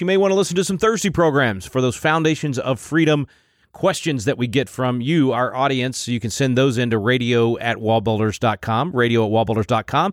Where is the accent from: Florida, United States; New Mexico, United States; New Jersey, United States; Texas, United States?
Texas, United States; Wylie; I grew up in Wiley, which is right next door